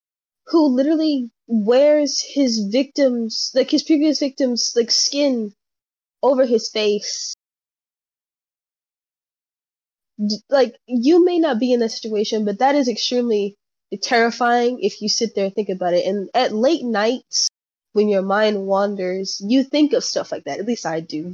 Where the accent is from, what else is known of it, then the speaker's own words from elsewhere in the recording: Houston, Texas, United States; also born or lived in Oakdale, Louisiana; I grew up in Houston, Texas, but I also grew up in Oakdale, Louisiana. So I have two homes.